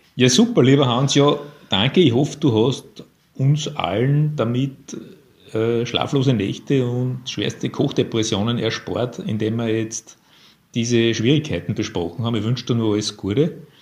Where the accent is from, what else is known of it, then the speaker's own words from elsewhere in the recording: Linz, Upper Austria, Austria; ich bin auch ein Linzer